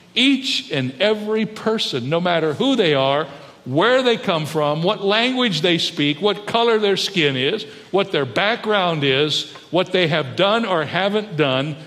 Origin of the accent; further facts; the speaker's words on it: United States; I love the United States of America. I'm glad I was born here. I'm excited about being an American.